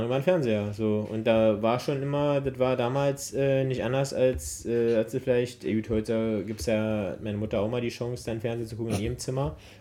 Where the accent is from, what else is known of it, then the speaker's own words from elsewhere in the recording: Berlin, Germany; Als gebürtiger Berliner